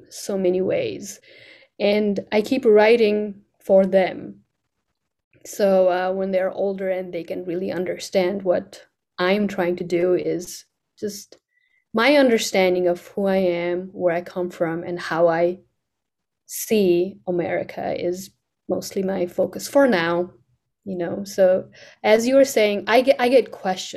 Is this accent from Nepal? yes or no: yes; Kathmandu, Bagmati, Nepal; English is a second language; also born or lived in Nebraska; now in United States; in Nepal, when I was growing up, it was a royal family ruling